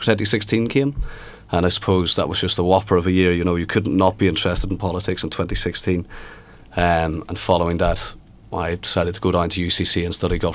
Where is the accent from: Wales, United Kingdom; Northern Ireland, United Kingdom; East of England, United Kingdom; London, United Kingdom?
Northern Ireland, United Kingdom; moved away as an adult; also born or lived in Belfast; now in Cork, Ireland; I am a student in second year in UCC studying BSc Government. I was born in Belfast and I was raised in a seaside village of Collock.